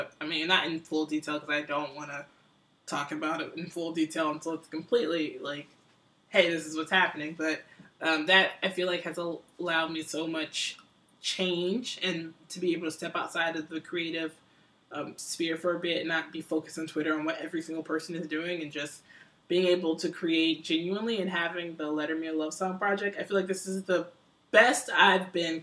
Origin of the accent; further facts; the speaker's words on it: Atlanta, Georgia, United States; moved away; my hometown